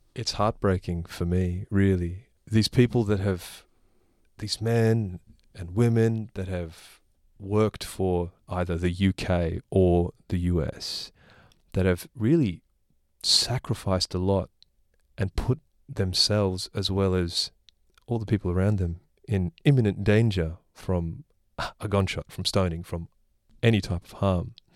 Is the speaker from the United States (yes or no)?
no; Australia; I was born here